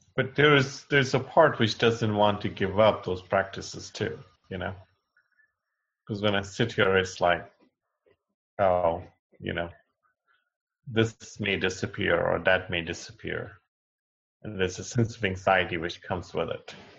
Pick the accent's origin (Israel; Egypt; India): India; Delhi; also born or lived in Kushinagar, Uttar Pradesh, India; Growing up in Delhi